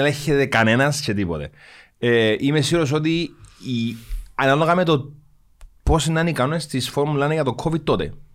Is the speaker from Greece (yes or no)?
no; Cyprus; Είμαι από την Κύπρο